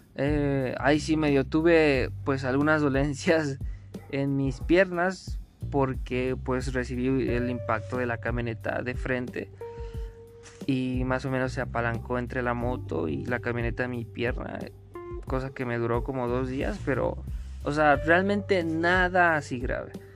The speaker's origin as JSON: {"language": "Spanish", "town": "Río Frío", "country": "Mexico", "also_born_or_lived": "Mexico City", "moved": "yes", "said": "a ver a mis papás al pueblo, a Río Frío"}